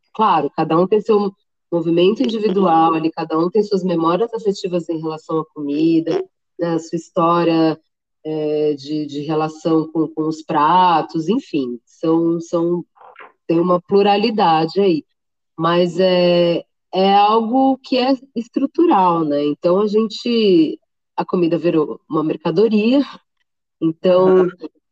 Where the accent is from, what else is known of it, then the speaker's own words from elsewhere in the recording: Santos, São Paulo, Brazil; moved away as an adult; now in São Paulo, Brazil; eu sou de Santos, né? Na época eu morava ah. em tá. Santos ainda, hoje eu estou em São Paulo.